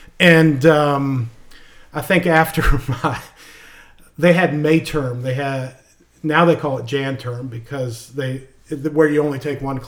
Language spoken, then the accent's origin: English; Ashland, Virginia, United States; born or raised there